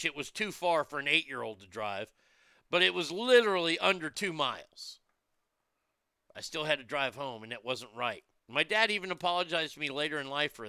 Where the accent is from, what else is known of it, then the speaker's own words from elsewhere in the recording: Texas, United States; my home state of Texas